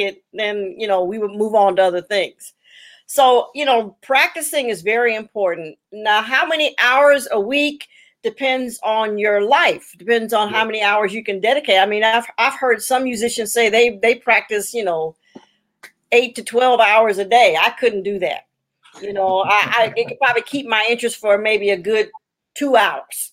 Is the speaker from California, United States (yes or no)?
yes; Los Angeles, California, United States; also born or lived in Chicago, Illinois; my parents moved to Los Angeles when I was 10